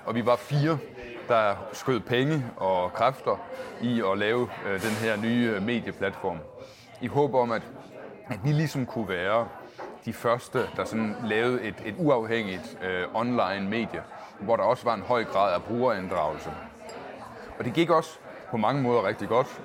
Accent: Agerskov, Southern Denmark, Denmark; also born or lived in Gram; now in Copenhagen, Denmark; jeg er født på Gram sygehus, okay. men jeg er fra Agerskov, som ligger inde i midten af Sønderjylland

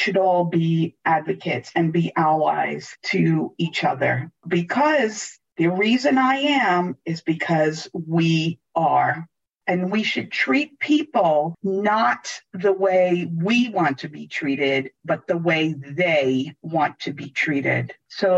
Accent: New York City, New York, United States; moved away; also born or lived in Italy / San Francisco; born in Italy and grew up in New York City

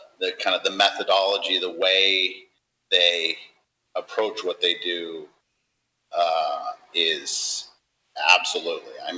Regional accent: San Diego, California, United States; I'm from San Diego

